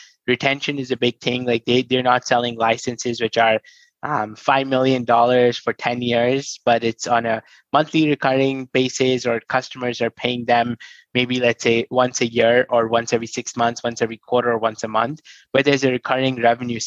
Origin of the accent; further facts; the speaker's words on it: New Delhi, Delhi, India; I come from New Delhi, born in a very humble family